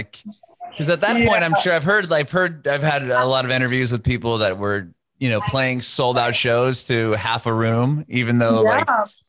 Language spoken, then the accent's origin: English; San Diego, California, United States; now in Nashville, United States; I'm in Nashville now, but I'm born and raised in San Diego